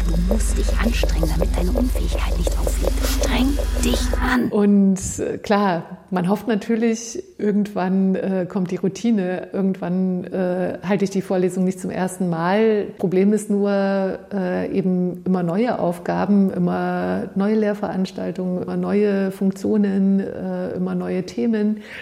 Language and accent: German; East Germany, Germany; Also ich bin im Osten aufgewachsen und habe äh, in dem Wendejahr 89, 90 Abitur gemacht und wollte zu DDR-Zeiten eigentlich Naturwissenschaften studieren